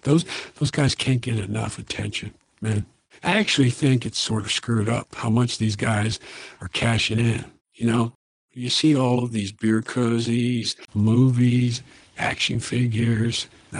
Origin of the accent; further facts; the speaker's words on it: Little Rock, Arkansas, United States; born there; I was born in Little Rock, Arkansas.